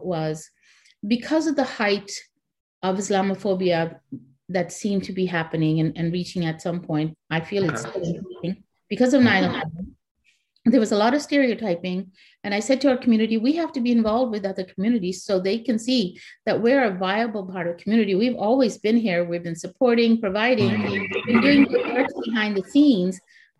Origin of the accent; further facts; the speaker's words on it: Pakistan; now in Canada; And then I, as a Pakistani, we needed an organization for us. So I'm the founding member of the Pakistani Canadian Association of Nova Scotia.